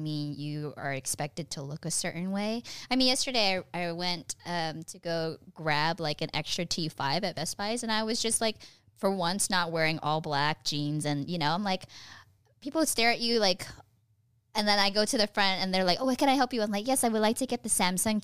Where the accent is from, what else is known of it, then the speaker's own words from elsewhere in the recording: Fremont, California, United States; moved away as an adult; now in Los Angeles, United States; The same place as …, Fremont, California. It's my hometown.